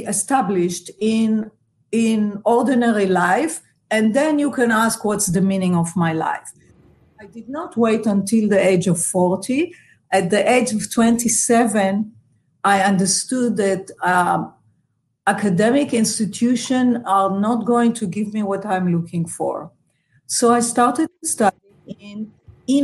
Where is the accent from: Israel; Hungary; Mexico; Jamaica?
Israel; moved away as an adult; now in Los Angeles, United States; when I grew up in Israel